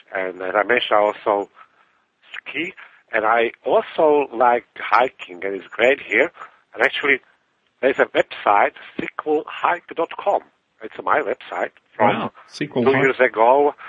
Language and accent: English; Czechia; English is a second language; So mushrooming, it's from my background. I was growing up in Czechoslovakia, and I had a neighbor there who was a big mushroomer